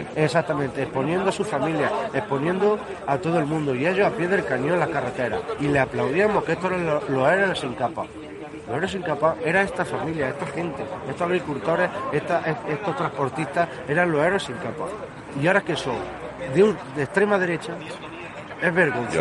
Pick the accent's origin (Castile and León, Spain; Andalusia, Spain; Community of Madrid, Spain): Andalusia, Spain; Santisteban del Puerto; Hemos estado en San Esteban del Puerto, el pueblo por el cual yo eh, soy nativo y nacido y criado y, viviré allí mientras Dios quiera